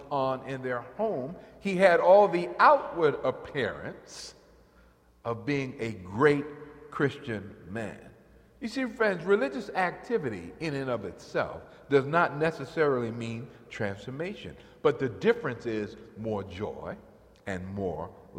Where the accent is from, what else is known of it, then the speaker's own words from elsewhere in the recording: New York, United States; in the church I grew up in New York